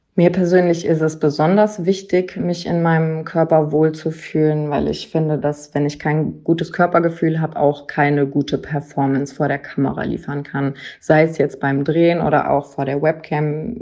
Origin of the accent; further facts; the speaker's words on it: near Cologne, North Rhine-Westphalia, Germany; bin aus der Nähe von Köln